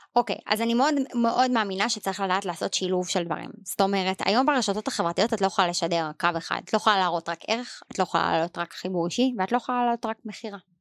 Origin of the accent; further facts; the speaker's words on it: Israel; אנחנו ישראלים